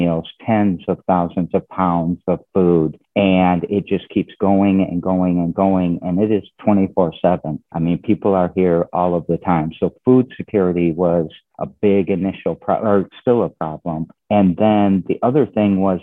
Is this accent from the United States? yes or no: yes; Lansing, Michigan, United States; I'm a Lansing native. I was born and raised in Lansing